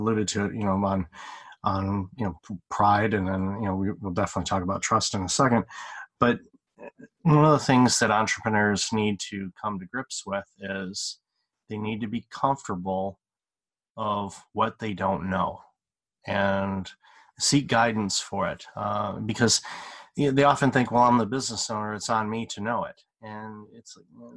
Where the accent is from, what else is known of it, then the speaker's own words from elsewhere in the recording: Detroit, Michigan, United States; moved away; I'm originally from the Detroit area